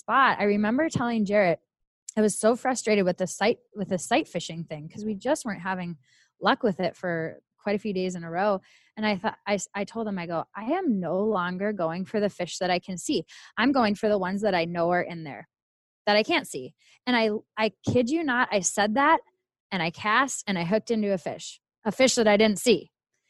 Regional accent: Minnesota, United States; accent: Minnesota; moved away

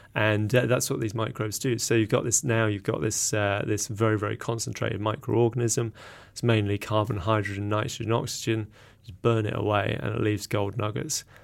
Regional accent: England, United Kingdom; accent: English; moved away as an adult; now in Auckland, New Zealand; you can probably tell by my accent, I'm, I'm English originally.

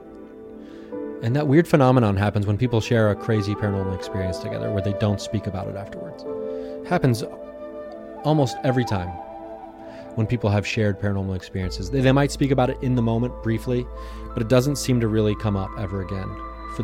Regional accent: Southern Ohio, United States; moved away as an adult; now in Los Angeles, United States; I grew up in Southern Ohio

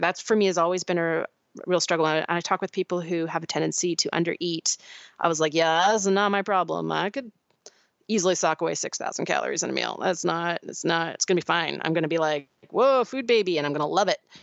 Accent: Pacific Northwest, United States; where I grew up in the Pacific Northwest

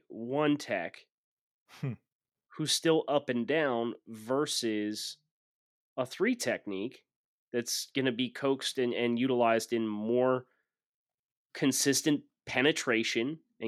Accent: Northeast, United States; I'm just like, oh, sorry, I'm from the Northeast.

